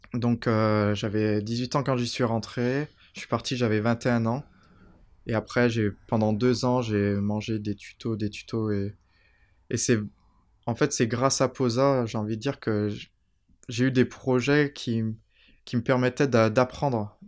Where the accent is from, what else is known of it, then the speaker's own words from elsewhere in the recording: Saint-Chamond, Auvergne-Rhône-Alpes, France; also born or lived in Tromsø, Norway / Oslo, Norway / London, United Kingdom; J'ai grandi à Saint-Chamond.